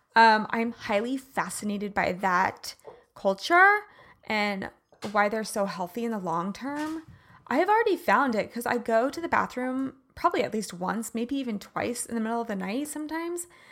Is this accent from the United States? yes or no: yes; Midwest, United States; moved away; I grew up in the Midwest